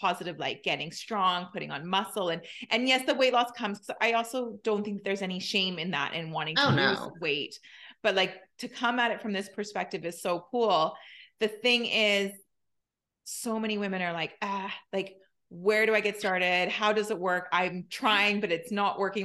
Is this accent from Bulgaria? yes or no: no; Canada; I'm Canadian.